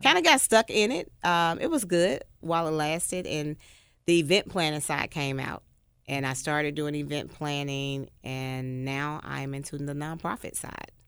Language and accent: English; Memphis, Tennessee, United States; I'm from White Haven, graduated from White Haven High School, nineteen ninety-five